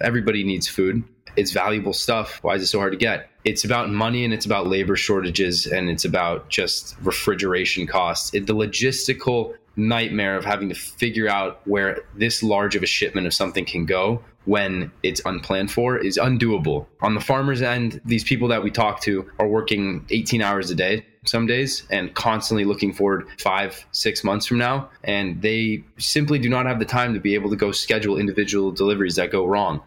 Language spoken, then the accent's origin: English; Los Angeles, California, United States; the bubble that we grew up in in Los Angeles